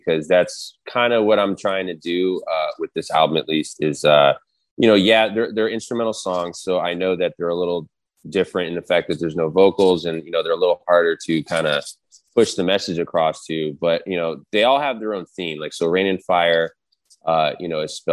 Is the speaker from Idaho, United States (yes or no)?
no; Denver, Colorado, United States; moved away; I was born in Denver.